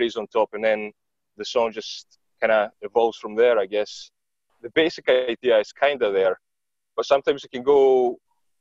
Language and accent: English; Greece; accent: Greek; my Greek accent